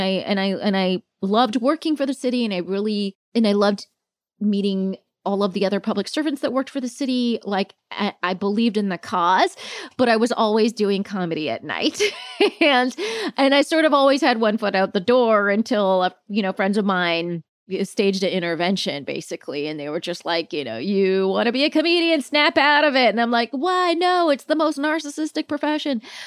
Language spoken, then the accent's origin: English; Palm Springs, California, United States; also born or lived in Virginia; now in New York, United States; I grew up mostly in Palm Springs, but when I was very little, we were in Virginia